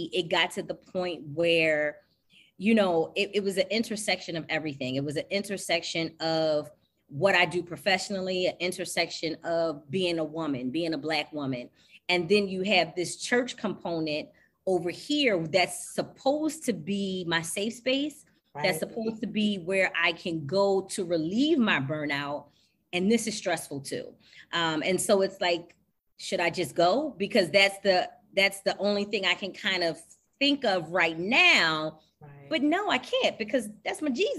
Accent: Philadelphia, Pennsylvania, United States; moved away as an adult; also born or lived in Jersey City, New Jersey; now in Wilmington, United States; We're originally from Philly

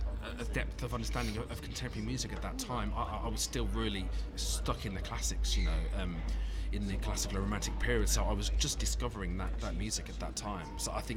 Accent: Birmingham, West Midlands, United Kingdom; now in London, United Kingdom; No, I suppose my accent just went over after being here for a while. But I do. My roots are from Birmingham

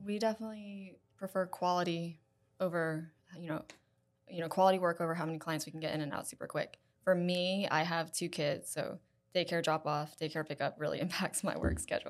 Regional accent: Florence, South Carolina, United States; moved away as an adult; also born or lived in Columbia, South Carolina; From Florence, South Carolina

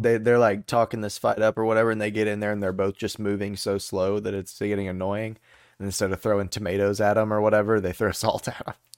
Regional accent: Texas, United States; I know a lot of Texas history, 'cause we're from

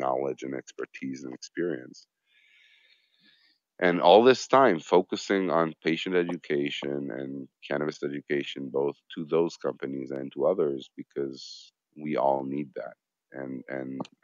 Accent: Israel; I'm from Israel.

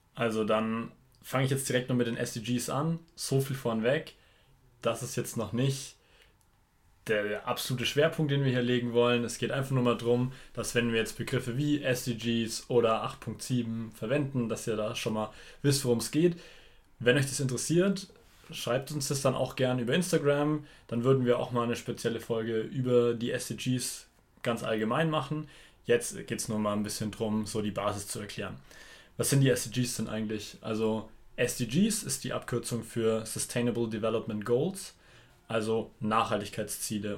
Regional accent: Germany; bei uns in Deutschland

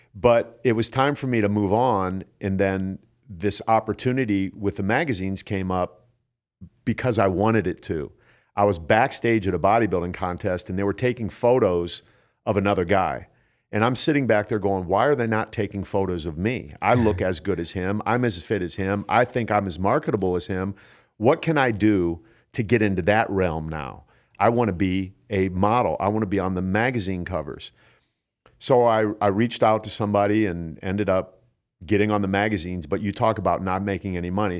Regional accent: Canton, Ohio, United States; born or raised there; moved away

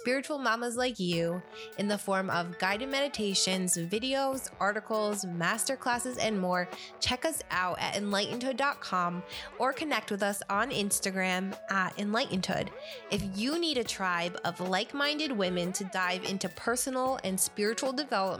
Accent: Finger Lakes, New York, United States; moved away; I grew up in the Finger Lakes, so I'm a New York State girl

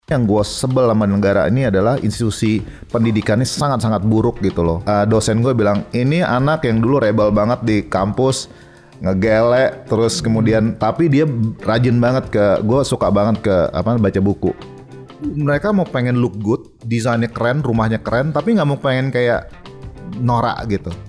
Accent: Bali, Indonesia; dari kecil gue lahir di Bali

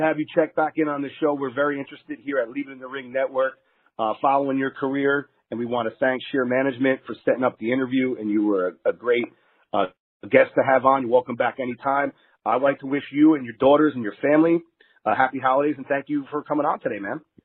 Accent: New Jersey, United States; moved away as an adult; now in Las Vegas, United States; I'm originally from New Jersey

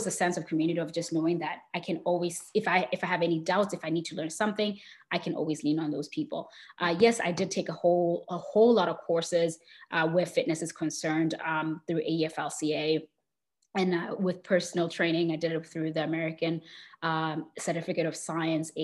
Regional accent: Botswana; I grew up in Botswana in Southern Africa.

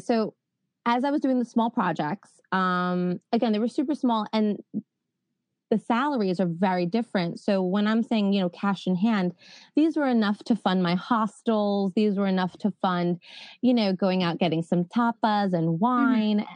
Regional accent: New York, United States; accent: New York; moved away as an adult; also born or lived in Spain; I'm from New York

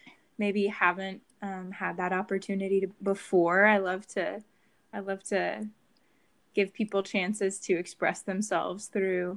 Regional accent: Dallas, Texas, United States; also born or lived in Waco, Texas / New York City; I grew up in Dallas

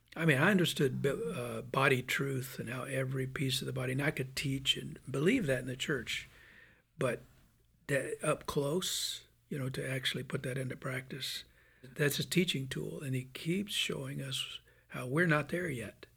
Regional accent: Birmingham, Alabama, United States; I'm from Birmingham, Alabama

